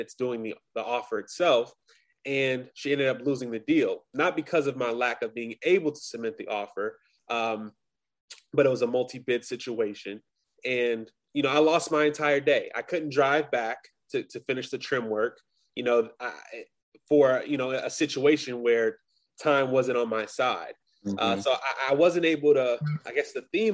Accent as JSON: {"language": "English", "town": "Long Beach", "region": "California", "country": "United States", "also_born_or_lived": "Grambling, Louisiana", "moved": "as an adult", "lives_now": "Boston, United States", "said": "I'm originally from Los Angeles, California, Long Beach to be exact."}